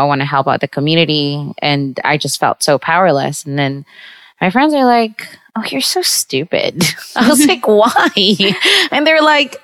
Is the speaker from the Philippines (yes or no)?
yes; Visayas, Philippines; now in New York, United States; I'm from the Visayas in the Philippines